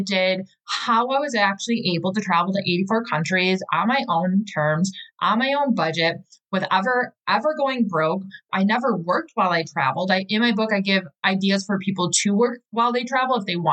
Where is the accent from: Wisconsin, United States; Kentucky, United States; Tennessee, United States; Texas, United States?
Wisconsin, United States; Milwaukee; I'm from Milwaukee, Wisconsin